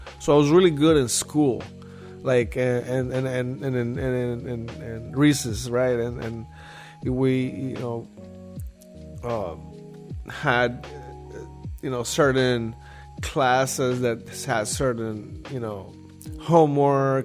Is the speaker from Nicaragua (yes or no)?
yes; Nicaragua; moved away; I'm from Nicaragua. It's a third world country